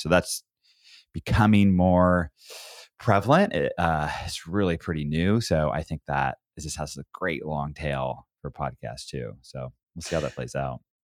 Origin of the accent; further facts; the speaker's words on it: Oregon, United States; I grew up in Oregon